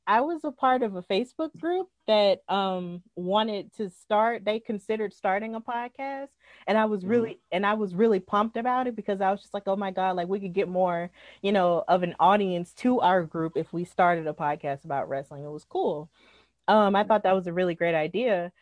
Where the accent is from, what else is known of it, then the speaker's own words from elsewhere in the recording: Alabama, United States; I was born in Alabama, like, I'm an American.